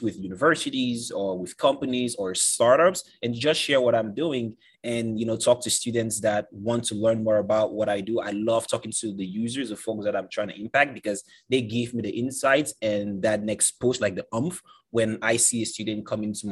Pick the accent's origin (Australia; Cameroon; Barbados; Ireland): Cameroon; moved away as an adult; now in United States; I'm originally from Cameroon, Central Africa, came to the States about 8 years ago